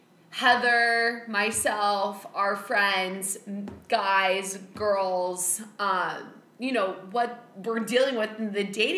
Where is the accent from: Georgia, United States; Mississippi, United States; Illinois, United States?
Illinois, United States; Chicago; also born or lived in North Carolina; I am from Chicago. And yeah, I've been living here ever since I've graduated from college.